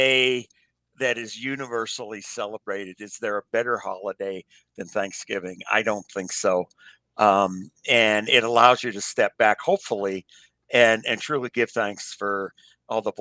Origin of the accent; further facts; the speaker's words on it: Western Pennsylvania, United States; growing up in Western PA